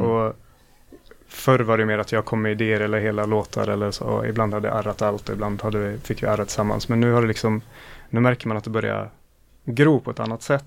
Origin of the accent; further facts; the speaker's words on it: Östersund, Jämtland, Sweden; now in Gothenburg, Sweden; jag är från Östersund